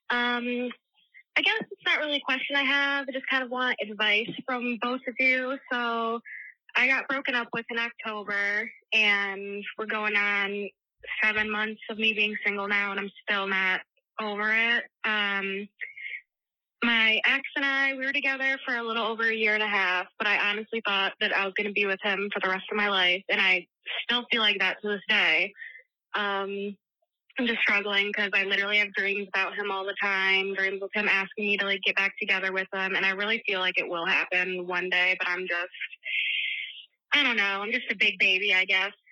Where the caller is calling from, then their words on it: Michigan, United States; Hey, Tish and Brandi. … I'm from Michigan.